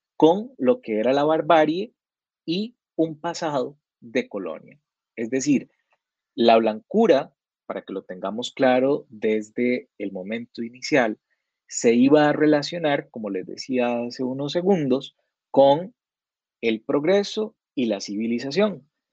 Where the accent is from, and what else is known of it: Costa Rica